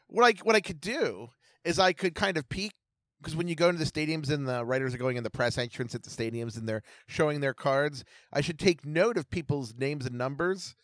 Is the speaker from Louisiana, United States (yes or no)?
no; Baltimore, Maryland, United States; I'm from Baltimore